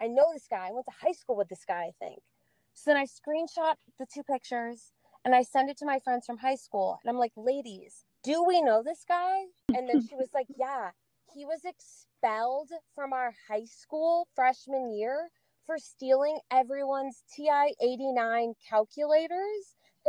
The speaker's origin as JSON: {"language": "English", "region": "Oregon", "country": "United States", "said": "I'm from Oregon."}